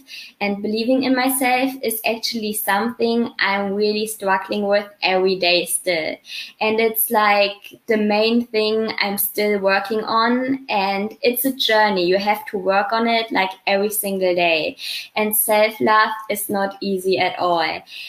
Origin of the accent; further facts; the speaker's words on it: Germany; English is a second language; So I grew up in like a small city.